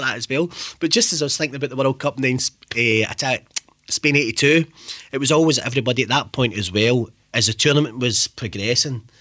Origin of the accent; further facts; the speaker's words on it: Glasgow, Scotland, United Kingdom; I'm from East End, Thompson Street. My mum was taught flat, mum and dad were taught flat, and we'd be out to all hours a night playing football